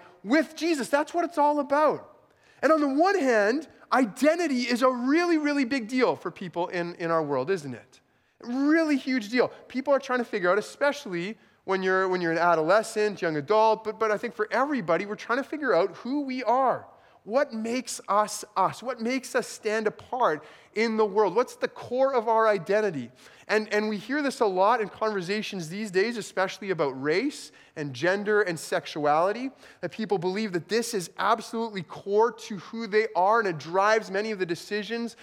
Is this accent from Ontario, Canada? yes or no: no; rural southeastern Manitoba, Canada; also born or lived in El Paso, United States; less than a year after I was born, they moved back to southeastern Manitoba.